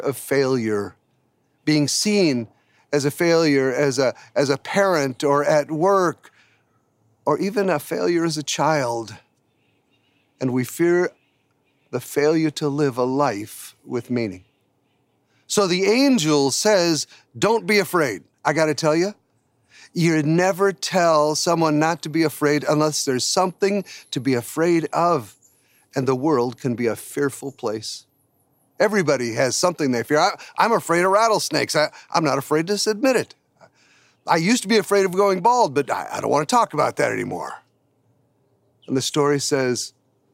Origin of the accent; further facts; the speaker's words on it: United States; we Americans